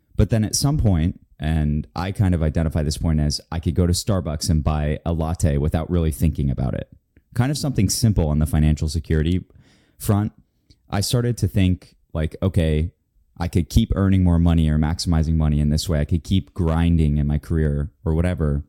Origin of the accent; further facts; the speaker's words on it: Florida, United States; moved away; I'm from Florida